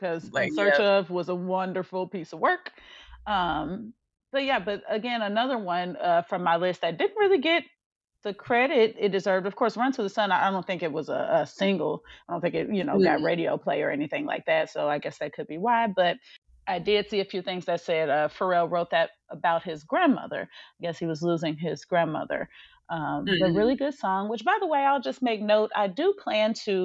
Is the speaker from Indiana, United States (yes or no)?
yes; Gary, Indiana, United States; moved away as an adult; now in Dallas-Fort Worth, United States; we now live in Texas, in DFW, but obviously, of course, we're from Gary, Indiana